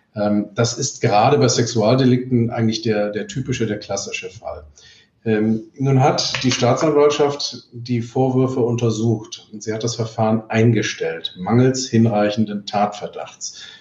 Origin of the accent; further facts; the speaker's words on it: Cologne, North Rhine-Westphalia, Germany; Bei uns in Köln